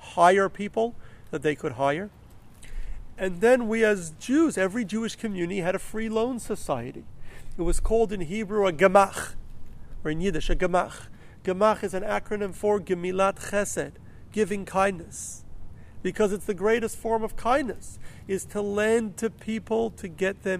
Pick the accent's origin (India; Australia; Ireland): Australia; Melbourne, Victoria; the community where I grew up in Melbourne